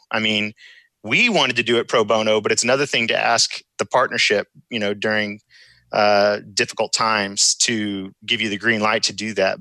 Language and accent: English; Houston, Texas, United States; I'm from Houston, Texas